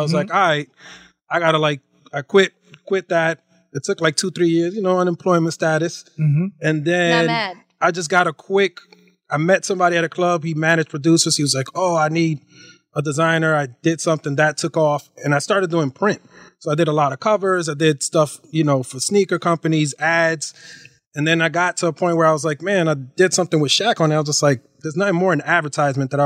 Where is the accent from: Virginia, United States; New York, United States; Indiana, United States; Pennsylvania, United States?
New York, United States; I grew up in New York.